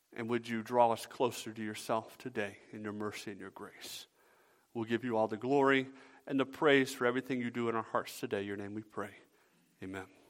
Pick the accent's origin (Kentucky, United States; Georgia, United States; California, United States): Georgia, United States; now in Michigan, United States; I'm from Georgia